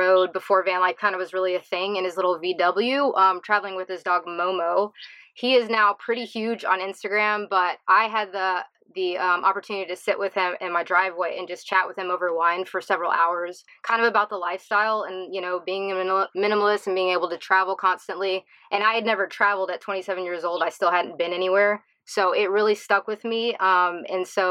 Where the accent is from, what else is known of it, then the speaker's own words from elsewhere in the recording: South Carolina, United States; moved away as an adult; also born or lived in Charleston; I grew up in South Carolina, so in a small town, and I moved to Charleston